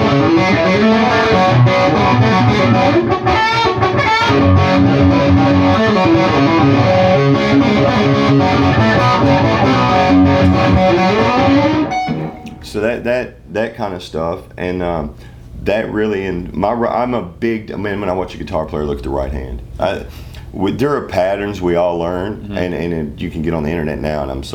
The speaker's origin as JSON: {"language": "English", "region": "Western Kentucky", "country": "United States", "said": "I'm from Western Kentucky, home of Merle Travis"}